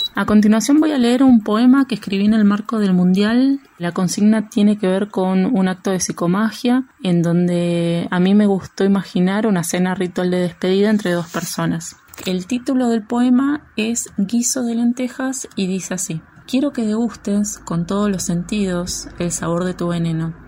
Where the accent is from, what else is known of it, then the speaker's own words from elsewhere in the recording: Florencio Varela, Buenos Aires Province, Argentina; moved away as an adult; also born or lived in Barracas, Buenos Aires; now in Buenos Aires, Argentina; Soy oriunda de Florencia Varela, una ciudad que me vio dar los primeros pasos en la escritura